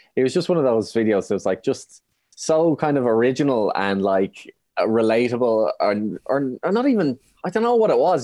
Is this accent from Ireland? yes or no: yes; Ireland; being Irish